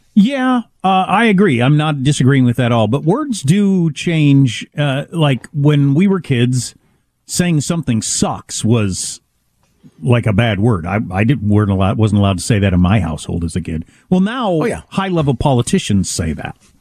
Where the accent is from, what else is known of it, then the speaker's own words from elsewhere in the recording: United States; I come from a part of America settled by people from that part of Europe